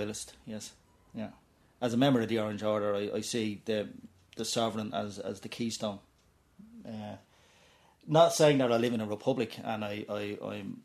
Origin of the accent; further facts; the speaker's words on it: Dublin, Leinster, Ireland; I would be very much a working class Dublin Protestant. I grew up in the North Inner City